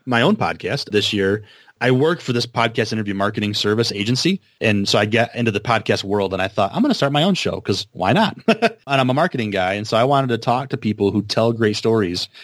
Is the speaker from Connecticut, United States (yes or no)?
no; Vicksburg, Michigan, United States; where I'm from, my hometown of Vicksburg.